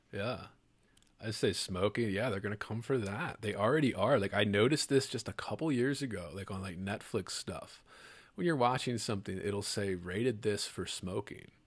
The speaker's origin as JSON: {"language": "English", "region": "Maryland", "country": "United States", "tie": "born or raised there", "also_born_or_lived": "Louisiana", "said": "I grew up in Maryland here in the U, in the States"}